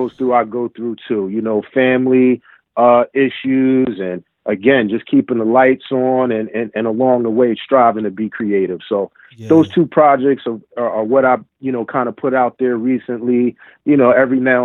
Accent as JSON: {"language": "English", "town": "Philadelphia", "region": "Pennsylvania", "country": "United States", "tie": "born or raised there", "said": "I grew up in West Philly, went to West Philly schools."}